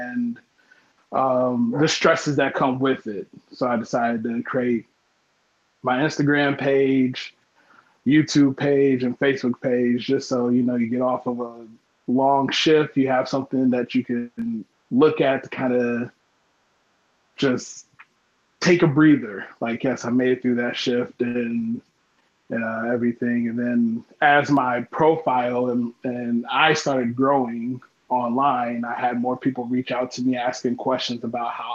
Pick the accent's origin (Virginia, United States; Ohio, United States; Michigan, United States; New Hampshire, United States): Ohio, United States; I am from Ohio.